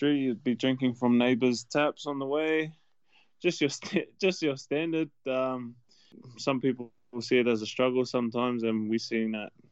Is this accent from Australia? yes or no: yes; Sydney, New South Wales, Australia; born or raised there; also born or lived in Auckland, New Zealand / Fairfield, Sydney